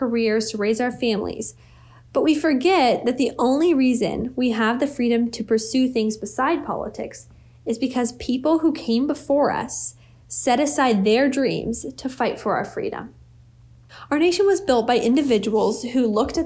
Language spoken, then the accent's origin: English; United States; I'm an American